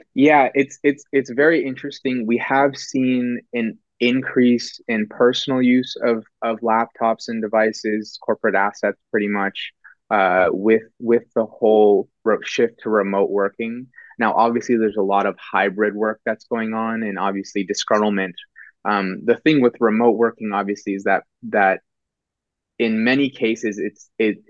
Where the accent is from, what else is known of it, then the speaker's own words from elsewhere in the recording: Bay Area, Silicon Valley, Northern California, United States; born born and raised in California, Northern California, pretty much Bay Area, um, Silicon Valley, and and uh, really haven't moved since